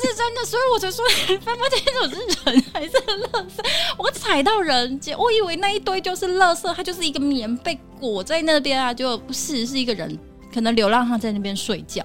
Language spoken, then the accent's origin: Chinese; Taiwan; 我们台湾人的教育就是温良恭俭让